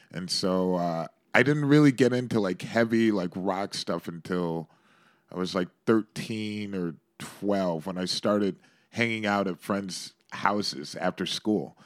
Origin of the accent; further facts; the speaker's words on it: Shaker Heights, Ohio, United States; now in New York, United States; I grew up in the suburbs of Cleveland in a place called Shaker Heights